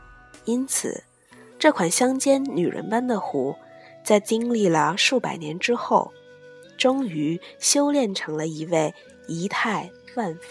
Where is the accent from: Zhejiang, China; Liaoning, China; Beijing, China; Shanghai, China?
Zhejiang, China; Hangzhou; 因为以行书题名的黄奕为八西陵八家之一， 算是我们杭州人了。